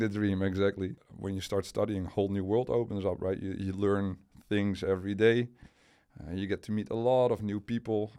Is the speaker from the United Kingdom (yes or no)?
no; Enkhuizen, North Holland, Netherlands; also born or lived in Delft / near Utrecht; we moved to the place where my parents uh, actually grew up. So that was in the northern part of the of the Netherlands, in a city called uh, Enkhuizen